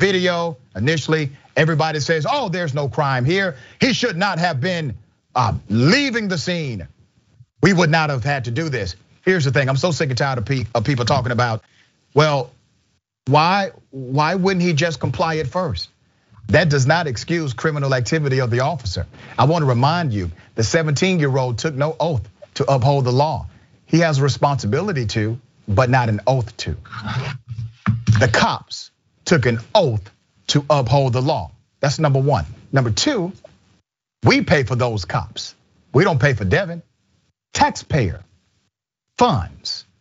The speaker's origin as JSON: {"language": "English", "region": "the South", "country": "United States", "said": "I'm from the South"}